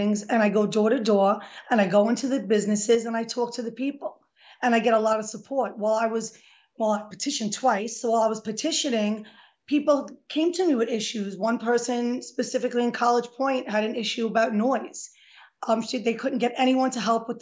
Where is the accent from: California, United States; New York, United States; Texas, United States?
New York, United States; New York City; I was born and raised in Throgs Neck in the Bronx.